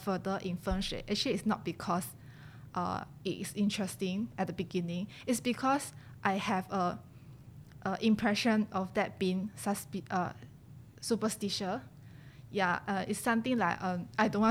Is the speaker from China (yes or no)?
yes; China; now in Singapore; I grew up in China since young. Then after that, I moved to Singapore.